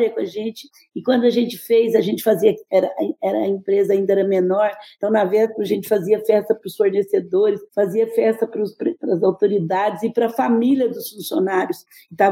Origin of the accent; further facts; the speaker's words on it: Franca, São Paulo, Brazil; brinco que eu sou mais mineira do que paulista, porque Franca é é mineiro e 30% é filho de mineiro.